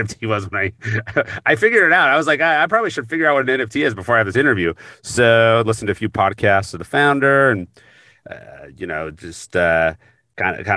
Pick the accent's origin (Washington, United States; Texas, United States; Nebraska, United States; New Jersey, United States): Washington, United States; Seattle; I grew up in Seattle